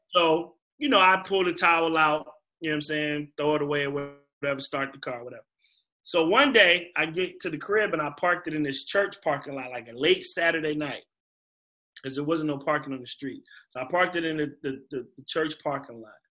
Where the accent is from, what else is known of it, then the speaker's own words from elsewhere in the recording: Virginia, United States; being from Virginia